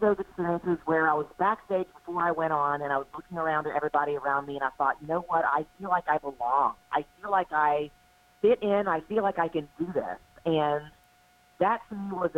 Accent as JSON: {"language": "English", "town": "Houston", "region": "Texas", "country": "United States", "tie": "born or raised there", "moved": "as an adult", "lives_now": "Charlotte, United States", "said": "from Houston, Texas, which is where I grew up, to Charlotte, North Carolina, I moved here for a job in 2012."}